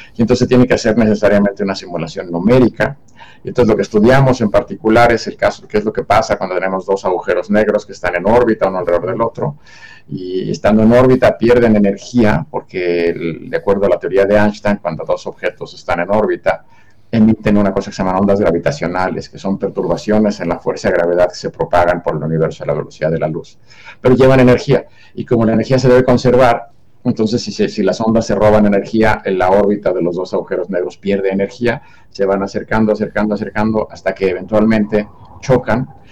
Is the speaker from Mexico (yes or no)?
yes; Mexico City, Mexico; Yo, nací y, en Ciudad de México